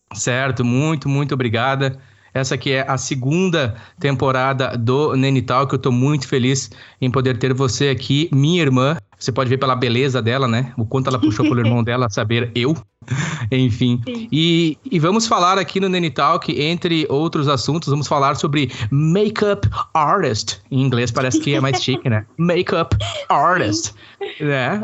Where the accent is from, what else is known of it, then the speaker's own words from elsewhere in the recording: Campo Bom, Rio Grande do Sul, Brazil; nós somos é, naturais do estado do Rio Grande do Sul, mais precisamente no Vale do Sino, cidade de Campo Bom ali naquela região onde nós desenvolvemos a boa parte da nossa infância e adolescência